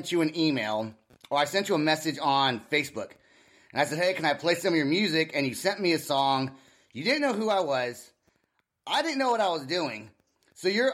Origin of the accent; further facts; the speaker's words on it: Vacaville, California, United States; also born or lived in Davis, California / Sacramento, California; I'm from Vacaville. So, but I've lived in Davis and Sacramento